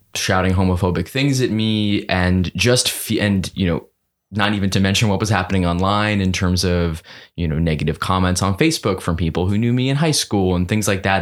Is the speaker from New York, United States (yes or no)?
yes; New York City, New York, United States; growing up in New York City in a one, one bedroom apartment